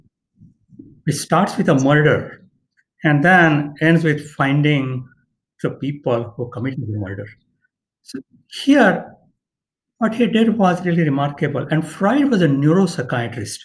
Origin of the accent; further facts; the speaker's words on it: India; moved away as an adult; now in San Diego, United States; I was born and raised in India